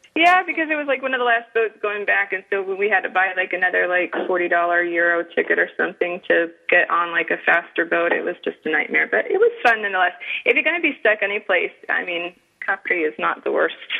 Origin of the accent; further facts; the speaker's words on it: New England, United States; accent: northern; now in Florida, United States; I grew up in New England